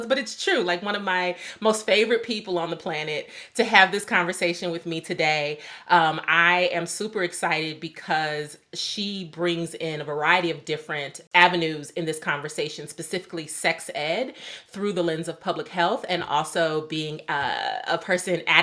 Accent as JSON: {"language": "English", "region": "Midwest", "country": "United States", "said": "as a Midwesterner"}